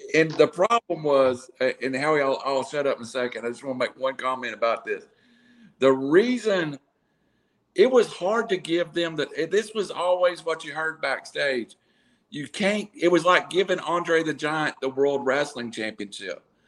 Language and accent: English; Chattanooga, Tennessee, United States; I was from Chattanooga